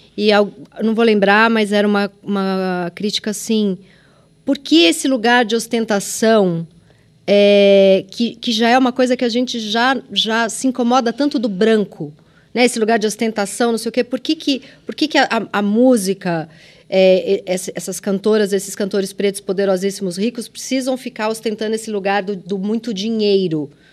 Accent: São Paulo, Brazil; accent: Mooca; eu vim da ZL

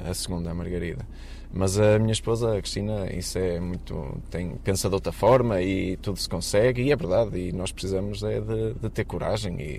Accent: Matosinhos, Porto District, Portugal; tenho 36 anos, sou de Matosinhos

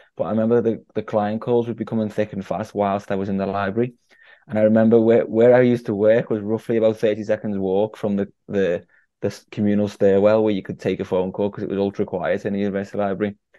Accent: Liverpool, North West England, United Kingdom; my hometown of Liverpool

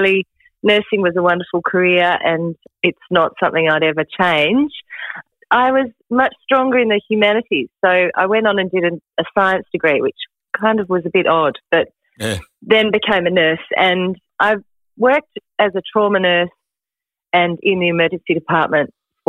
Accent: Derwent Valley, Tasmania, Australia; the river I grew up on in Tasmania's Derwent Valley

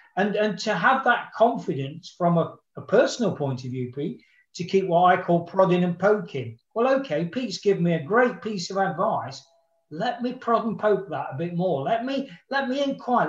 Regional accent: Nottingham, East Midlands, United Kingdom; my hometown club in the third round of the FA Cup, Nottingham Forest

